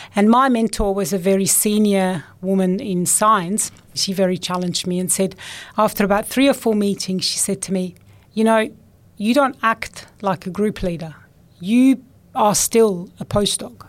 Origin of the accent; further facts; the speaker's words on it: Switzerland; moved away; I grew up in Switzerland